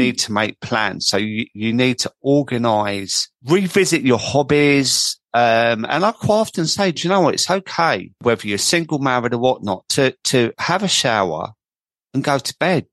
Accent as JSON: {"language": "English", "town": "Croydon", "region": "London", "country": "United Kingdom", "accent": "market boy", "said": "I come from Croydon, as everyone knows, and I sound like a market boy"}